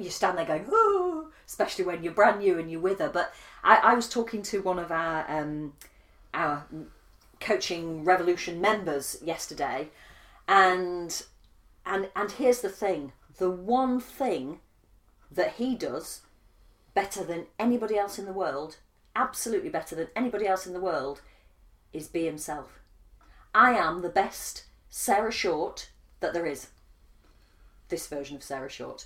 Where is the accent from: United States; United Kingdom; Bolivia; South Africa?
United Kingdom; I'm British